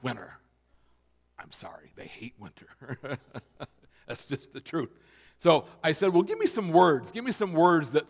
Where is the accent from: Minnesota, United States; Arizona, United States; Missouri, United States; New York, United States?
Minnesota, United States; moved away; I grew up in Minnesota